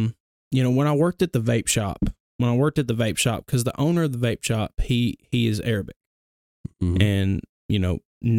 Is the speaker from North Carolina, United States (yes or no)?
no; Gadsden, Alabama, United States; But yeah, I grew up in Bellevue Baptist Church. It's in Gadsden, so yep. Knuckle of the Mountain. That's where I grew up at, born and raised there.